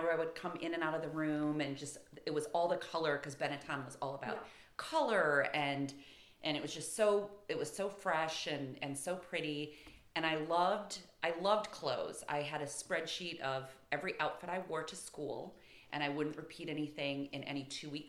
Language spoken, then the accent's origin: English; Michigan, United States; moved away; I'm from Michigan, and growing up, I literally had Lake Huron as my backyard.